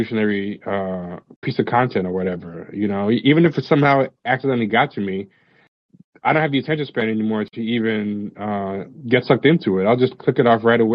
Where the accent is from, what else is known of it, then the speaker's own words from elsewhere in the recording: New York, United States; I was a black kid growing up in New York